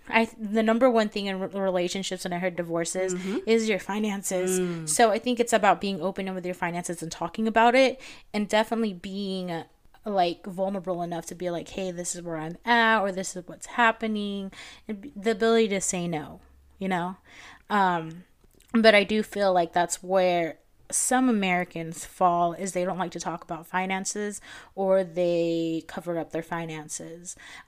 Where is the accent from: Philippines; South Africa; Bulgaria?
Philippines; English is a second language; moved away; I'm from the Philippines